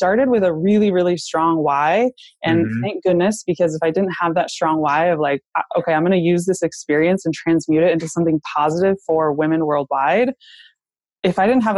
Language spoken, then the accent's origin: English; Michigan, United States; I was born and raised in Michigan